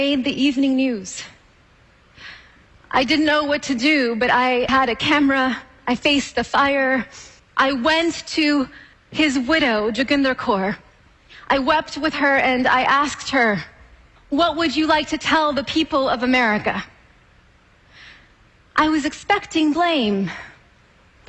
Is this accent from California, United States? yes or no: yes; California, United States; I was a little girl growing up in California, where my family has lived and farmed for a century